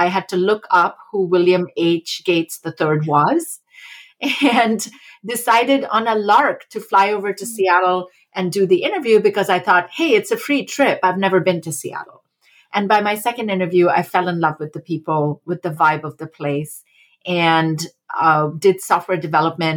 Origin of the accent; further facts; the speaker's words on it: India; moved away as an adult; also born or lived in Massachusetts, United States; I grew up in India and came as a junior transfer student in undergraduate university to Smith College